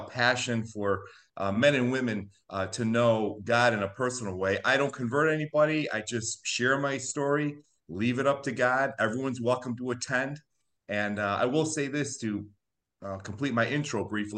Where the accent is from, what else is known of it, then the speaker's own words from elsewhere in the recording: Chicago, Illinois, United States; I'm a Chicago native. I was born in Chicago.